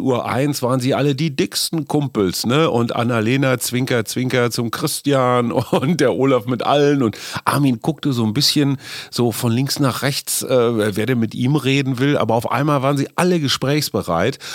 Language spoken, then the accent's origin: German; Münster, North Rhine-Westphalia, Germany; Münster, meine Heimatstadt